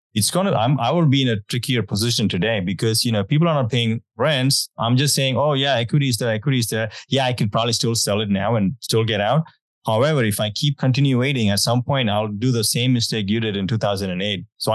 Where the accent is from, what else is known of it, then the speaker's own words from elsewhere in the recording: India; moved away; growing up, I'm from India